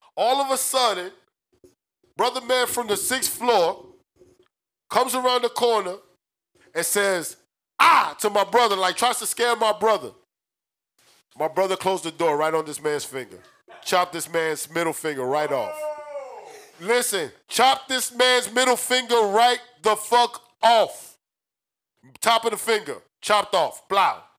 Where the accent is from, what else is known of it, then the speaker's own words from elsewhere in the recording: New York City, New York, United States; now in Orlando, United States; When we were growing up in New York City, we used to live on the fifth floor.